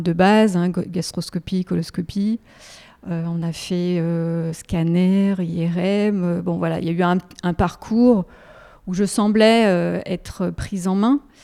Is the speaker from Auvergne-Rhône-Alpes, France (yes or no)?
yes; Haute-Savoie, Auvergne-Rhône-Alpes, France; moved away as an adult; now in Lyon, France; je suis originaire de la Haute-Savoie